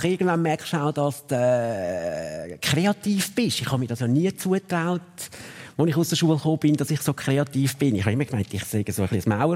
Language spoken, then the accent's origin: German; Zurich, Switzerland; als Zürcher in Luzern die Lehre machen, bist du natürlich ein Zützi.